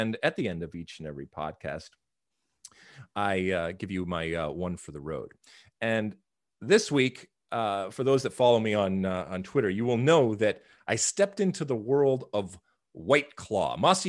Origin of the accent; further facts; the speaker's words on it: Michigan, United States; when I was being a juvenile delinquent back in the 80s, growing up in Michigan, we used to find ways to procure alcohol, let's say on a weekend.